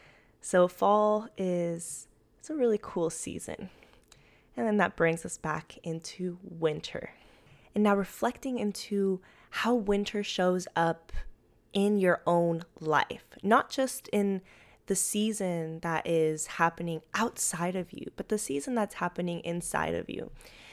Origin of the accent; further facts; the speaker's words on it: Medellin, Antioquia, Colombia; now in United States; I'm from Medellin, Colombia, and it is always springtime there.